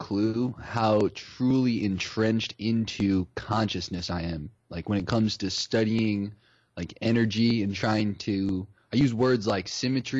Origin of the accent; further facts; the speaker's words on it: Ohio, United States; I grew up in Ohio